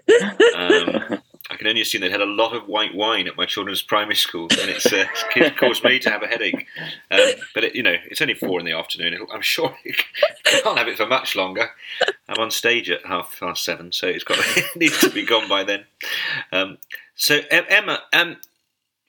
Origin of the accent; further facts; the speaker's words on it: Luton, East of England, United Kingdom; as a girl growing up in Luton